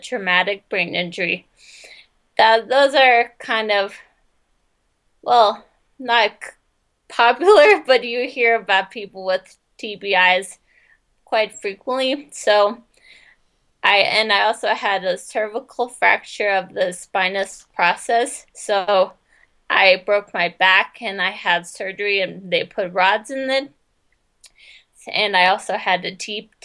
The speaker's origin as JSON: {"language": "English", "region": "Colorado", "country": "United States", "tie": "born or raised there", "also_born_or_lived": "Jackson Hole, Wyoming", "moved": "as an adult", "said": "I grew up in Colorado"}